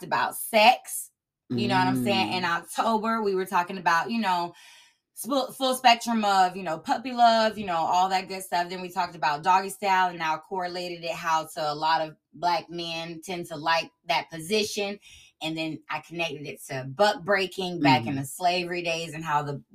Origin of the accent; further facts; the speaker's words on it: Sulphur Springs, United States; growing up in Sulphur Springs